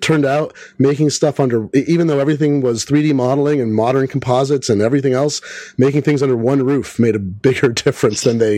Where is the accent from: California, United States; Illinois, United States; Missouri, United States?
California, United States; Fremont; I grew up in Fremont, not very far away from that.